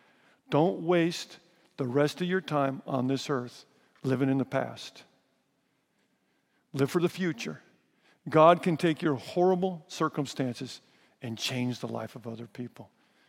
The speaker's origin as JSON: {"language": "English", "town": "Riverside", "region": "California", "country": "United States", "tie": "born there", "said": "I was born in Riverside."}